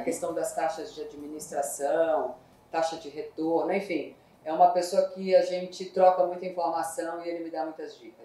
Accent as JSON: {"language": "Portuguese", "region": "São Paulo", "country": "Brazil", "tie": "born or raised there", "said": "eu sou da ZL. Sou só na leste. Eu nasci na Vila Maria"}